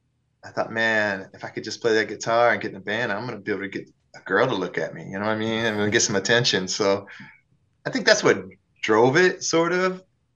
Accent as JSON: {"language": "English", "town": "Peoria", "region": "Illinois", "country": "United States", "said": "I did. I'm the only one in the … that can say I'm from Peoria out of like seven people in the band, you know?"}